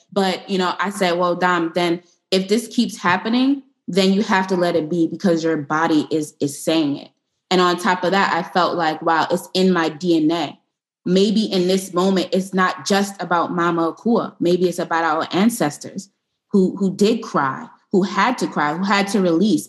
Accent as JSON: {"language": "English", "town": "New York City", "region": "New York", "country": "United States", "tie": "born or raised there", "said": "I'm from East New York and I went to high school in Brownsville"}